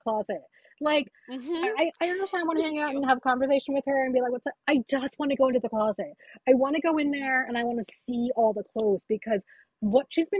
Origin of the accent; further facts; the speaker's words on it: United States; I was born here